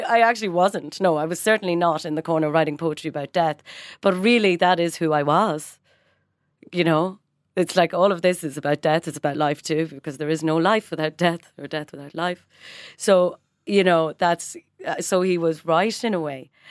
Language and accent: English; Ireland; moved away as an adult; also born or lived in London / Washington; now in Dublin, Ireland; it is a blessing to be Irish. We are welcomed because we're Irish